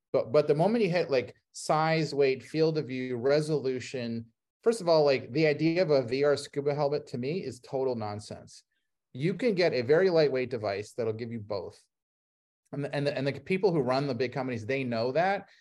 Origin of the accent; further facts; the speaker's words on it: Ohio, United States; I grew up in Ohio